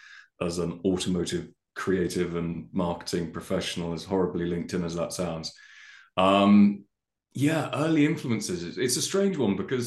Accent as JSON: {"language": "English", "area": "the Cotswolds", "region": "South West England", "country": "United Kingdom", "tie": "born or raised there", "said": "living and growing up in the Cotswolds"}